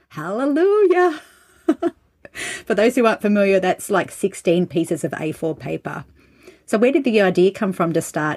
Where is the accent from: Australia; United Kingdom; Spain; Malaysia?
Australia; being Australian myself